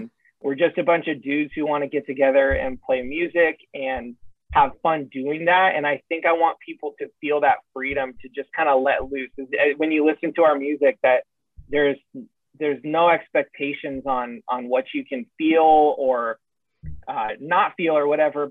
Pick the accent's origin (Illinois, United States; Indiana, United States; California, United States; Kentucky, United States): California, United States; San Diego; I'm from San Diego